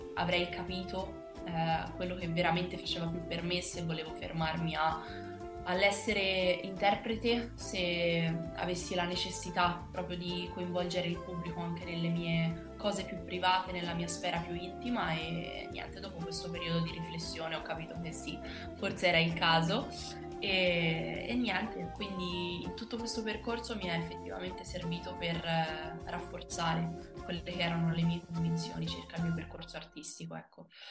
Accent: Piombino, Tuscany, Italy; moved away as an adult; now in Rome, Italy; io sono precisamente di Piombino, provincia di Livorno

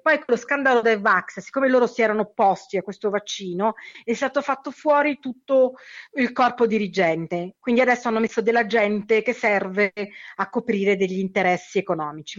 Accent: Lazio, Italy; now in São Paulo, Brazil; io parlo del Lazio perché sono originaria del Lazio

